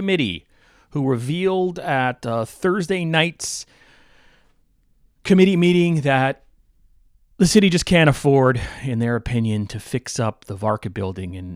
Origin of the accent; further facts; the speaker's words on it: Somers, New York, United States; now in Naugatuck Valley, Connecticut, United States; I grew up in Somers, New York